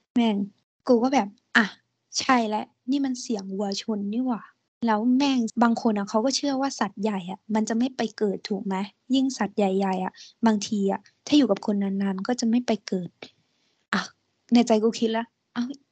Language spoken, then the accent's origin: Thai; Southern Thailand, Thailand; กูเป็นคนใต้